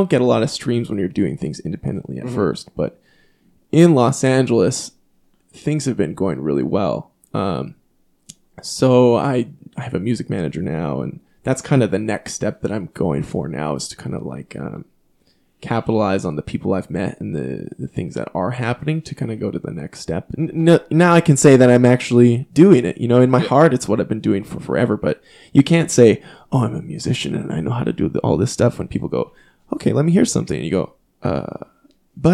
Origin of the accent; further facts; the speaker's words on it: Canada; growing up in Canada